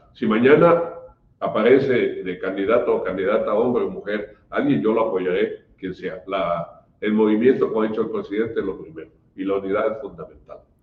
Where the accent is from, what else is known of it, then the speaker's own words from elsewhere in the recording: Chiapas, Mexico; Los chaparecos eh, sentimos y pensamos, vivimos de otra manera